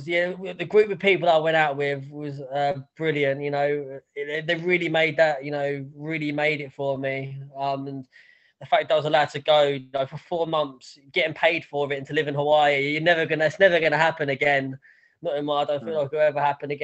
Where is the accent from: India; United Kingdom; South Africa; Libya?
United Kingdom; Basildon, East of England; moved away as an adult; also born or lived in Los Angeles, United States; I'm from Basildon, Essex. Really wanted to get out of here